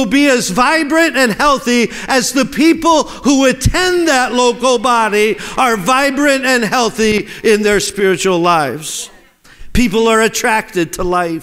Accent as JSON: {"language": "English", "region": "Pennsylvania", "country": "United States", "tie": "born or raised there", "said": "The one I grew up in Pennsylvania"}